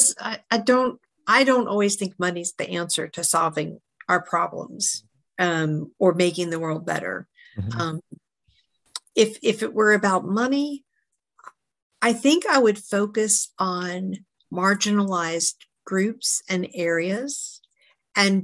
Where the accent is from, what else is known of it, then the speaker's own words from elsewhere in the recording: Maryland, United States; I grew up in Maryland, outside of about 20 minutes outside of DC